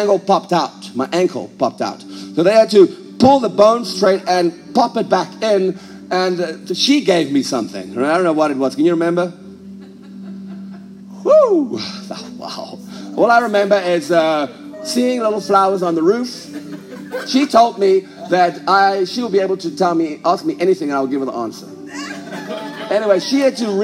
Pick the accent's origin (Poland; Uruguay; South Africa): South Africa; now in United States; I was raised a South African, but I no longer feel like I'm a South African